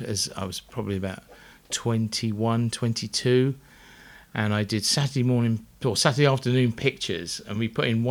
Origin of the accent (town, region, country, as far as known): Uckfield, South East England, United Kingdom; born or raised there